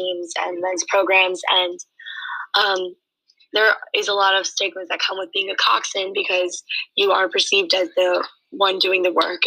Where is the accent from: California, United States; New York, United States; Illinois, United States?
New York, United States; Port Washington; I'm from Port Washington, New York.